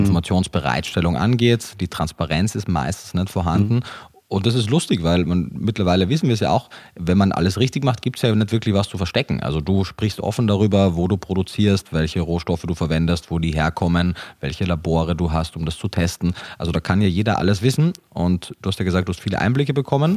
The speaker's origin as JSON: {"language": "German", "country": "Austria", "tie": "born or raised there", "also_born_or_lived": "Germany", "moved": "yes", "said": "Ich bin gebürtiger Österreicher, habe aber auch lange Zeit in Deutschland gelebt"}